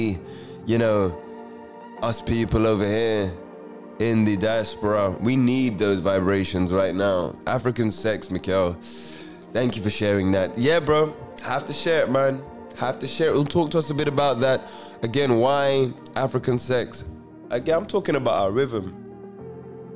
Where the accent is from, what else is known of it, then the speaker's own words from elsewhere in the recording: London, United Kingdom; I'm a Londoner through and through